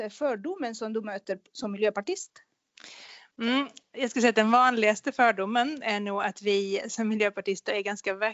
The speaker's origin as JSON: {"language": "Swedish", "region": "Skåne", "country": "Sweden", "lives_now": "Linköping, Sweden", "said": "jag har bott i Linköping i 20 år så det, det är halva mitt liv nu ungefär. jag har bott här. Eh, jag kommer från Skåne från början och folk brukar tro att jag kommer från Småland"}